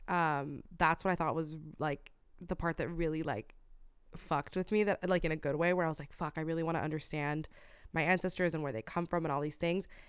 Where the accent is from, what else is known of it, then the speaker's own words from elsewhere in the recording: Florida, United States; moved away; my home state, Florida